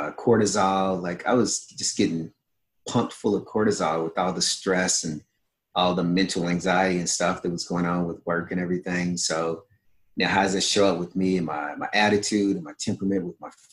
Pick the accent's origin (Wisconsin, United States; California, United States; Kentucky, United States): Kentucky, United States; growing up in Kentucky, you know, born in the 60s